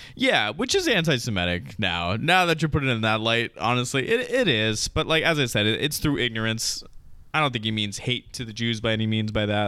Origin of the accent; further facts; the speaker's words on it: United States; as an American